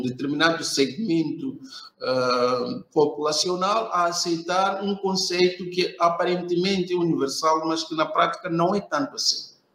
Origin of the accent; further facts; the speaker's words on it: Beira, Sofala, Mozambique; eu sou de Moçambique, sou uh, especificamente da cidade da Beira, uh, onde resido e trabalho.